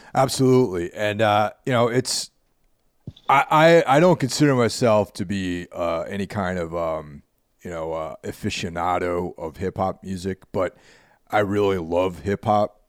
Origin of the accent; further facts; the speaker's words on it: suburbs outside New York City, United States; also born or lived in Bronx, New York; I grew up in a small town in the suburbs outside of the city